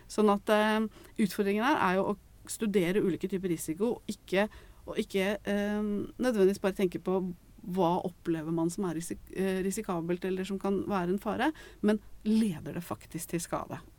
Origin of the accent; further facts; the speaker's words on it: Eastern Norway, Norway; jeg er fra Østlandet, så da var det generelt så var det også sånn ikke vær sammen med folk fra Kolbotn.